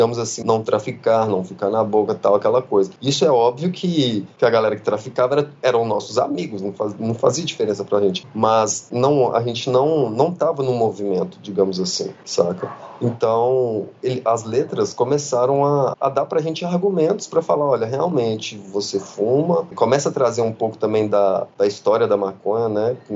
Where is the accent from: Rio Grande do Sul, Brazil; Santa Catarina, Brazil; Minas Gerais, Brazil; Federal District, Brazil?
Minas Gerais, Brazil; Para mim, na minha quebrada lá em Minas Gerais, enquanto eu estava lá.